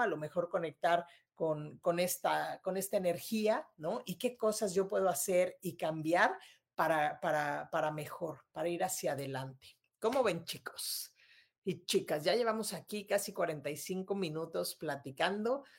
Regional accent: Mexico City, Mexico; moved away as an adult; now in Monterrey, Mexico; yo soy de Ciudad de México y me vine a vivir aquí a Monterrey hace ya unos años

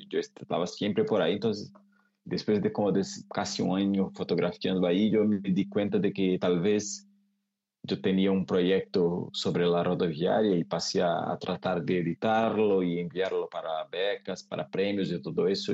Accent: Cássia, Minas Gerais, Brazil; Spanish is a second language; Yo crecí, yo nací crecí en un pueblo, una ciudad muy pequeña con 18 mil habitantes que se llama Casia. Es como el interior de, de Brasil

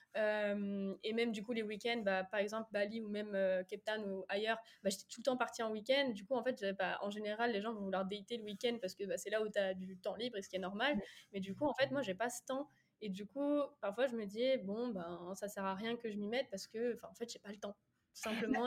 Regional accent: Angers, Pays de la Loire, France; je suis d'Angers, très fière de l'être.

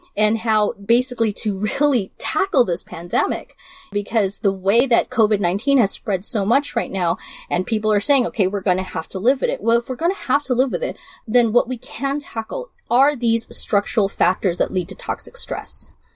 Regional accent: Burbank, California, United States; also born or lived in Los Angeles; I grew up in Burbank, which was the Lockheed plant

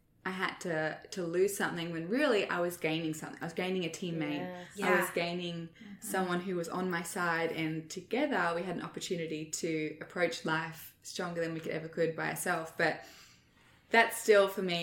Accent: Australia; moved away; as an Australian

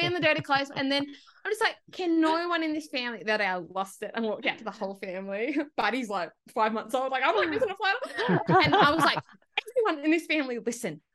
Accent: Broken Hill, New South Wales, Australia; I grew up in Broken Hill

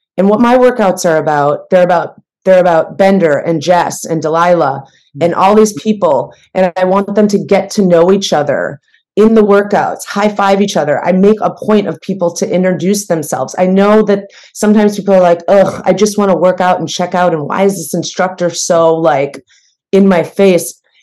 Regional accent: Midwest, United States; also born or lived in New York; now in Los Angeles, United States; I'm from the Midwest

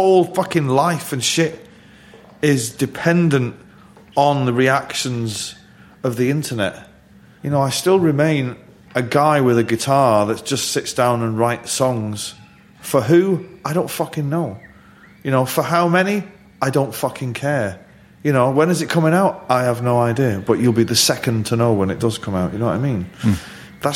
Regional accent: Manchester, North West England, United Kingdom; being a Mancunian

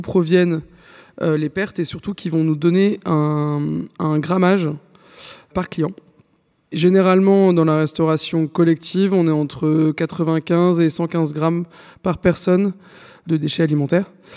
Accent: France; on est français, donc on mange du pain

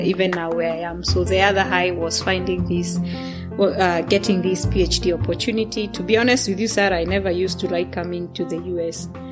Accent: Kenya; English is a second language; moved away as an adult; now in Sweden

